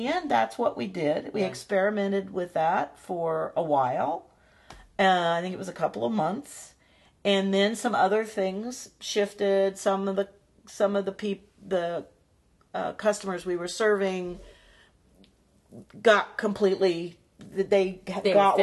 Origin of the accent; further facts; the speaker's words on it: Midwest, United States; I grew up in the Midwest